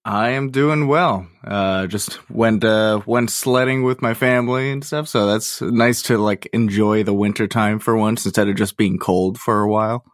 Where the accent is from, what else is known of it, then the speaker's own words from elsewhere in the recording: Massachusetts, United States; I grew up right around here, actually. I, I've been staying put